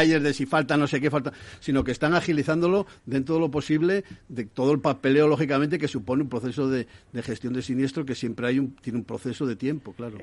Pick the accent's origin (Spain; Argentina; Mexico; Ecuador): Spain; Asturias; yo soy de Asturias